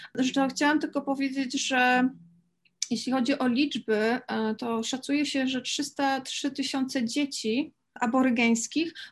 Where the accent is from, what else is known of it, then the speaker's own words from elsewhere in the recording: Poland; my się urodziłyśmy w środkowej, e, w środku Europy, w sercu Europy, Polsce